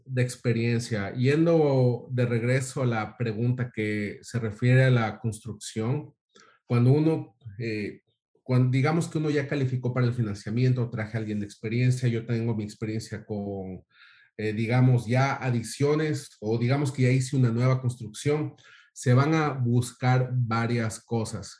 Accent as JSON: {"language": "Spanish", "country": "Ecuador", "moved": "yes", "said": "del mismo país que Osvaldo, de, de Ecuador"}